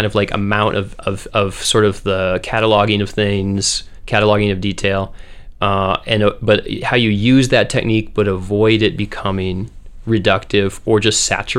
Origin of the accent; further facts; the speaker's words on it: Northfield, Minnesota, United States; also born or lived in Moorhead; I grew up in Minnesota, first in Northfield, which is a college town. It has St. Olaf and Carleton. My parents were pastors there. And then when I was 10, we moved up to Fargo-Moorhead